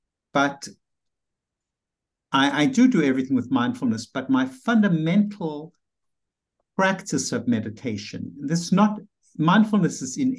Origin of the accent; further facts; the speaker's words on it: South Africa; moved away as an adult; now in New York City, United States; And I remember I came from South Africa to New York City.